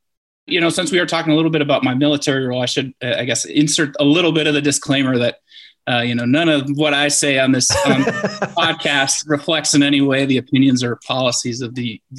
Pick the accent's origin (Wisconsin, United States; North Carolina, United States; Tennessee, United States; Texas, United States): Wisconsin, United States; Eau Claire; also born or lived in Indiana / Cincinnati, Ohio; now in San Diego, United States; I grew up in Eau Claire, Wisconsin. So up in the upper Midwest, or your neck of the woods there.